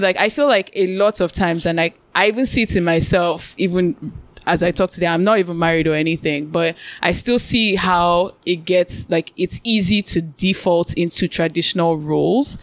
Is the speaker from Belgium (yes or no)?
no; Nigeria; we're Nigerian